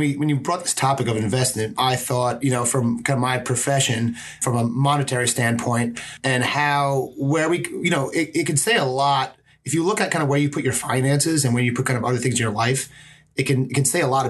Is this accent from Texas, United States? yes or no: no; Manhattan, New York, United States; I come from Manhattan.